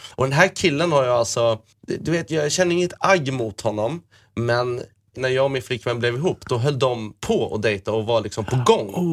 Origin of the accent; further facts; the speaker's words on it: Malmö, Skåne, Sweden; also born or lived in Åkarp; när vi bodde i Malmö när vi var små på Lindängen